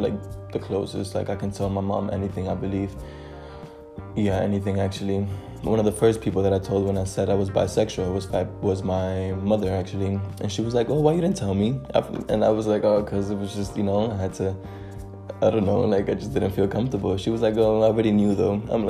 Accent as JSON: {"language": "English", "country": "Dominican Republic", "tie": "born or raised there", "also_born_or_lived": "New York City, United States", "said": "I was born in New York City in the year 2000. I moved to Dominican Republic to live with my grandparents and my older brother, because my parents were working too much."}